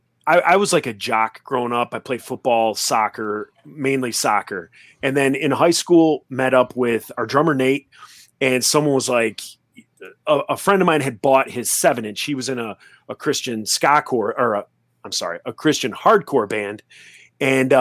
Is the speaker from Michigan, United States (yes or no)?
yes; Royal Oak, Michigan, United States; my hometown of Royal Oak, Michigan